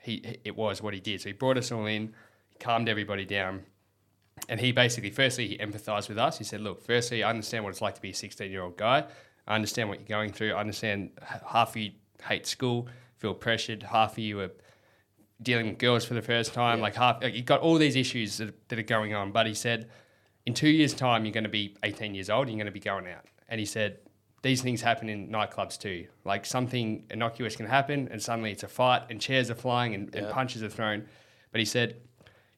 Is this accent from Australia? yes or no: yes; Victoria, Australia; we grew up in Victoria playing AFL